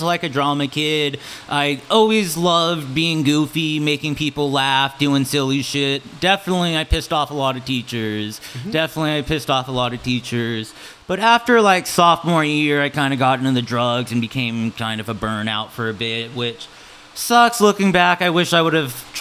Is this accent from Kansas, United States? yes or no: yes; Olathe, Kansas, United States; also born or lived in Portland, Oregon / Florida; I was born in Olathe, Kansas, a little suburb of Kansas City